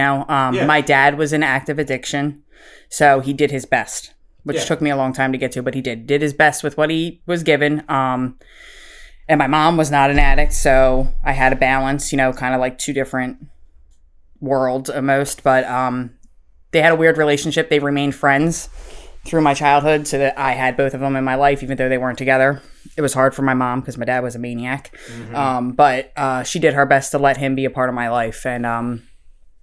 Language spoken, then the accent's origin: English; Philadelphia, Pennsylvania, United States; I am from Philadelphia, Pennsylvania